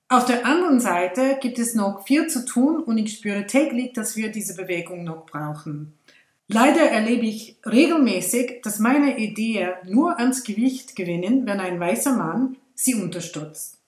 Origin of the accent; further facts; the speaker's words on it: India; now in Switzerland; in meiner Heimat in Indien